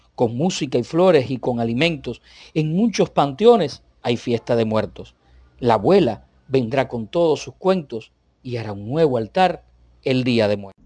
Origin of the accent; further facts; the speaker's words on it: Cuba; soy cubano. Y bueno, que no soy mexicano ni vivo en México